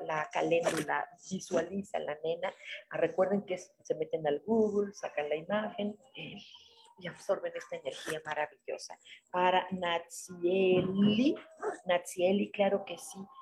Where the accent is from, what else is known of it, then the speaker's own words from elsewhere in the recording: Mexico; nosotros como mexicanos